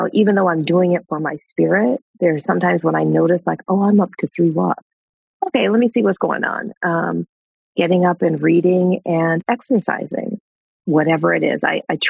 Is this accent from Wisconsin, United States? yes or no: yes; Wisconsin, United States; I'm from Wisconsin.